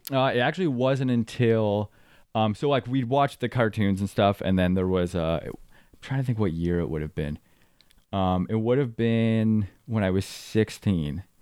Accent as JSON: {"language": "English", "town": "Midland", "region": "Ontario", "country": "Canada", "tie": "born or raised there", "also_born_or_lived": "Waubaushene, Ontario", "said": "I grew up in Midland, Ontario"}